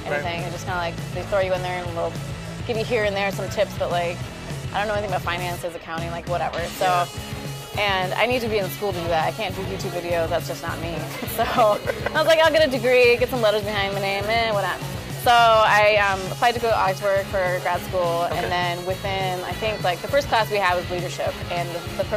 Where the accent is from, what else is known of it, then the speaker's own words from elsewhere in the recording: Minnesota, United States; English is a second language; also born or lived in Iran; I said I was from Minnesota